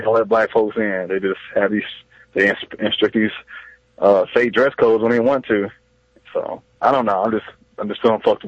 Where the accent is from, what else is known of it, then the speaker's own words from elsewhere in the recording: Dallas, Texas, United States; I'm from Dallas